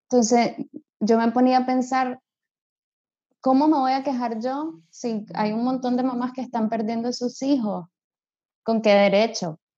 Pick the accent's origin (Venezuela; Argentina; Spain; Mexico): Spain; tenemos la ventaja de que yo soy español y Toño es francés.